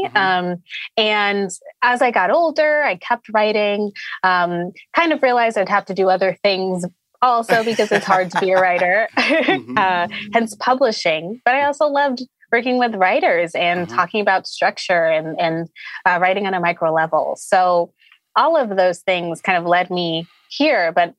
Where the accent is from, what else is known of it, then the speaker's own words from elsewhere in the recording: Connecticut, United States; I'm from Connecticut.